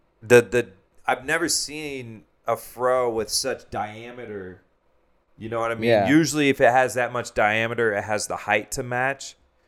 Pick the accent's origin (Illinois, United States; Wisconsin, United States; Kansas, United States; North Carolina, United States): Kansas, United States; Shawnee; I'm from Shawnee, yeah. Oh. Shawnee, Kansas.